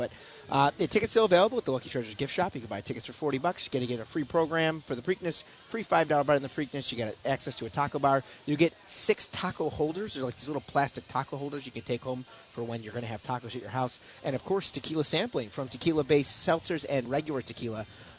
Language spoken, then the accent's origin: English; Fairport, New York, United States; Brian, I grew up in Rochester in the lovely burg of Fairport down there